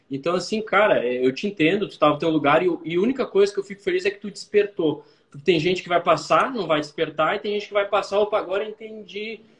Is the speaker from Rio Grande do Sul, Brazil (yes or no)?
yes; Porto Alegre, Rio Grande do Sul, Brazil; Não, sou de Porto Alegre.